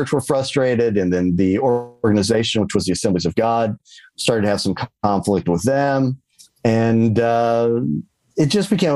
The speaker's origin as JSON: {"language": "English", "region": "the Bible Belt", "country": "United States", "tie": "born or raised there", "said": "I grew up in the Bible Belt"}